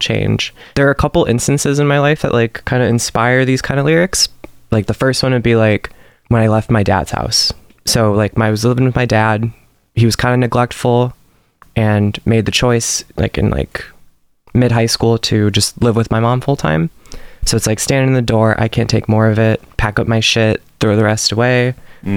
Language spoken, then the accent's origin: English; Huntley, Illinois, United States; I'm from Huntley, Illinois